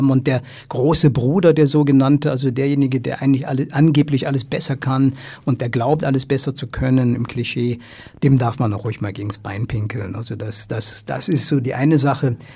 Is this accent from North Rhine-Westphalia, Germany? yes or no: yes; North Rhine-Westphalia, Germany; Ich komme ja aus Westdeutschland, aus dem Rheinland, aus dem tiefkatholischen Rheinland.